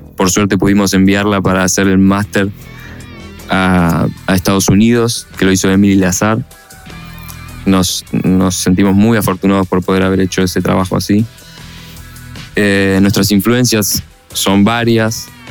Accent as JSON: {"language": "Spanish", "region": "Buenos Aires", "country": "Argentina", "said": "Somos una banda de rock de Buenos Aires, Argentina"}